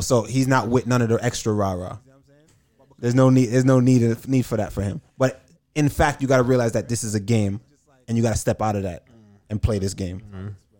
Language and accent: English; United States; I'm from America